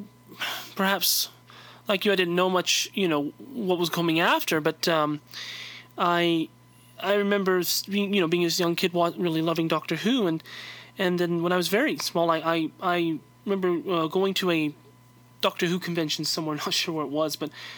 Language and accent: English; California, United States; I'm from California